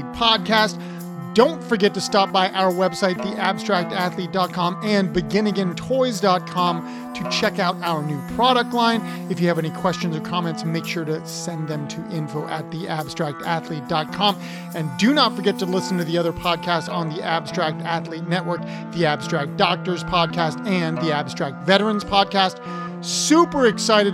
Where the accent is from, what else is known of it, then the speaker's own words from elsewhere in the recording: Ohio, United States; moved away as an adult; now in East Coast, United States; I'm from Ohio originally